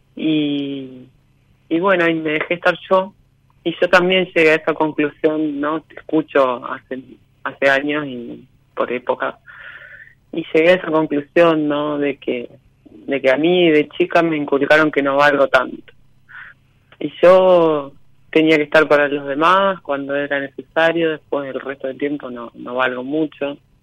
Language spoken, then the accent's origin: Spanish; Paraná, Entre Ríos, Argentina; Soy de Paraná.